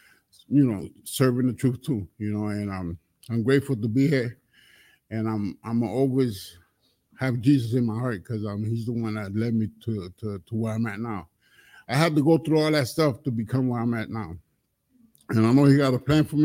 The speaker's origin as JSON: {"language": "English", "region": "Connecticut", "country": "United States", "said": "I come from Connecticut"}